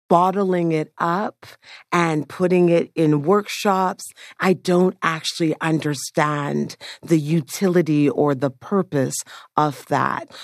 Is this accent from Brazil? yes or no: no; Toronto, Ontario, Canada; also born or lived in Jamaica; I grew up in Scarborough in a low-income community